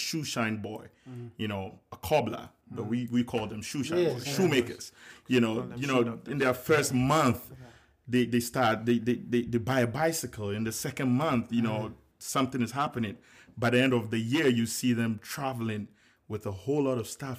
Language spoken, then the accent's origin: English; Accra, Greater Accra, Ghana; moved away as an adult; now in United States; I was born and raised in Accra, Ghana. Lived in Accra, Medina to be precise, all my life.